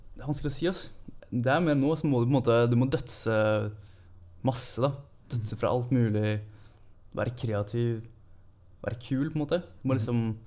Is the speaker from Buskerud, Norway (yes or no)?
yes; Holmsbu, Buskerud, Norway; moved away as an adult; also born or lived in Klokkestua; now in Oslo, Norway; flytta jeg til Hornsbu i, i, barndommen. Så jeg er jo en Hurum-gutt